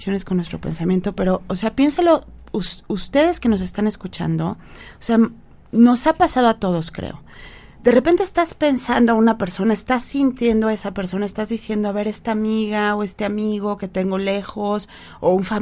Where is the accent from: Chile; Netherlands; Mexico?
Mexico